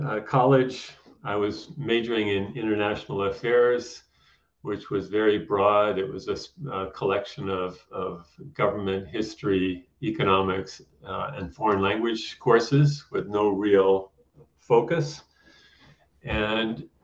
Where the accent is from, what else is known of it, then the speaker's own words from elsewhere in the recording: United States; now in Canada; I'm an American